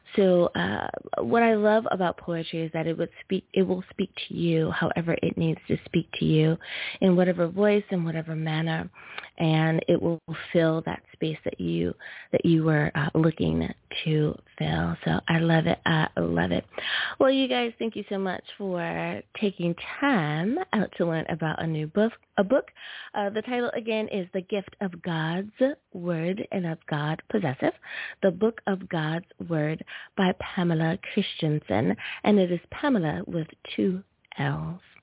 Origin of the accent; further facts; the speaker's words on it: United States; my home country, good old USFA